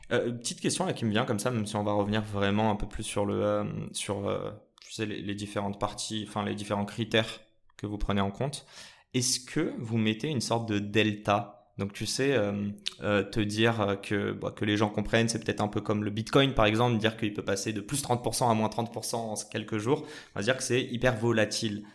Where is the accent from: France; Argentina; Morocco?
Morocco; je suis marocain